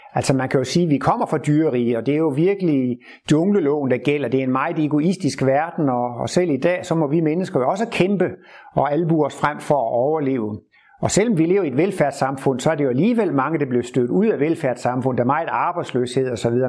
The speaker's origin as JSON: {"language": "Danish", "town": "Horsens", "region": "Central Denmark Region", "country": "Denmark", "tie": "born or raised there", "moved": "yes", "said": "der, hvor jeg kommer fra, nede ved Horsensegn som barn"}